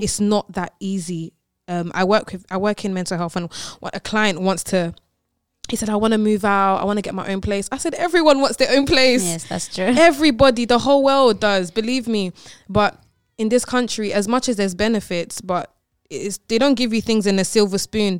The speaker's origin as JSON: {"language": "English", "region": "London", "country": "United Kingdom", "tie": "born or raised there", "said": "I'm from London"}